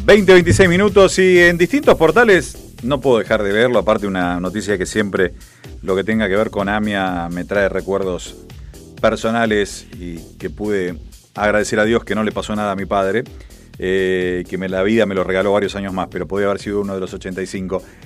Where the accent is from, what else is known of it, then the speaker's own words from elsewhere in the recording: Argentina; Uno como argentino